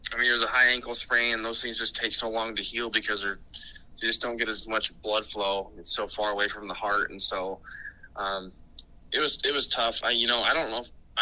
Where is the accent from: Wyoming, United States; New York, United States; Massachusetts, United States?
Wyoming, United States; Casper; we got a house back in Casper, my hometown